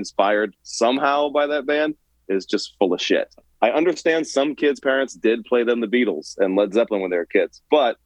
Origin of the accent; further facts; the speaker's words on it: New Orleans, Louisiana, United States; growing up in New Orleans when the only thing cool was hip hop